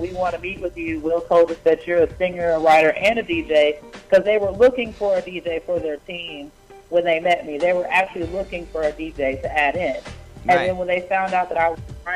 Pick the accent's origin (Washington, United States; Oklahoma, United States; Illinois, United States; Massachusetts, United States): Oklahoma, United States; moved away as an adult; now in Atlanta, United States; I'm originally from Oklahoma